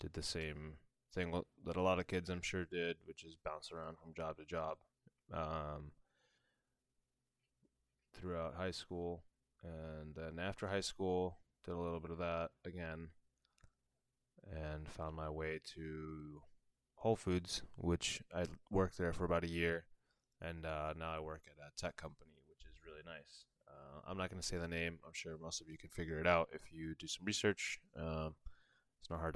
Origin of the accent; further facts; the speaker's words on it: Lancaster, Massachusetts, United States; also born or lived in Bolivia / Chile; I moved to the U.S. Around, I think I was around seven when I moved here. I lived in a little town called Lancaster, Massachusetts